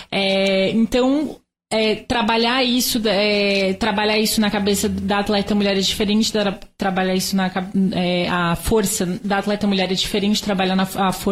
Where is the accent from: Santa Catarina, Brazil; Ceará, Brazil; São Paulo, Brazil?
Santa Catarina, Brazil; Eu sou natural de Santa Catarina.